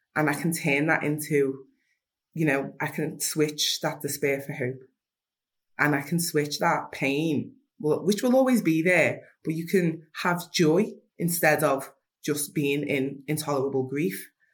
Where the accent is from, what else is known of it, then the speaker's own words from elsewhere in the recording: Liverpool, North West England, United Kingdom; I'm from Liverpool 8 from Toxteth